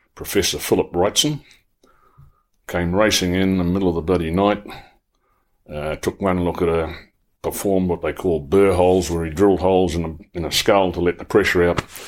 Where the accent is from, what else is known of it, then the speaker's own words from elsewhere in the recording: Paeroa, Waikato, New Zealand; I was born and bred in Pyrrhus. I knew the area well.